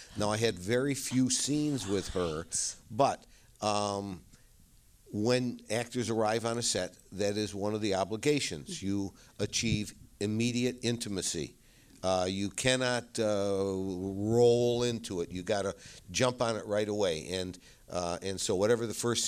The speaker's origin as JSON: {"language": "English", "town": "Rochester", "region": "New York", "country": "United States", "said": "I come from Rochester, New York"}